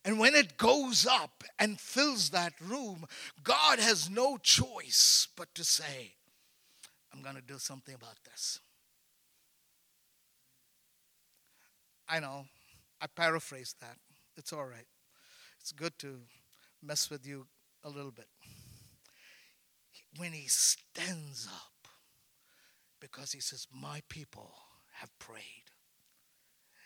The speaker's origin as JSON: {"language": "English", "country": "India", "said": "I'm an Indian."}